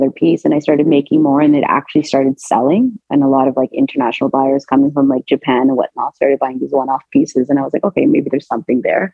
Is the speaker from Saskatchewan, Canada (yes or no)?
no; Toronto, Ontario, Canada; I'm actually born and raised in Toronto, in Canada